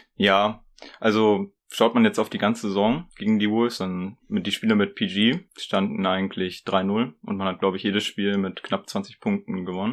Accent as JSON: {"language": "German", "town": "Ibbenbüren", "region": "North Rhine-Westphalia", "country": "Germany", "said": "ich komme aus Ippenbüren. Wer das kennt, Shoutout an dich. das liegt so Osnabrück-Münsterland mäßig"}